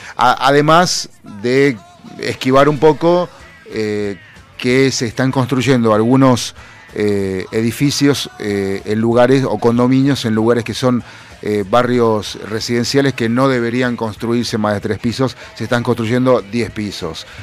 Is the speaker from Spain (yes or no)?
no; Buenos Aires Province, Argentina; nosotros que somos bonaerenses estamos acostumbrados a la humedad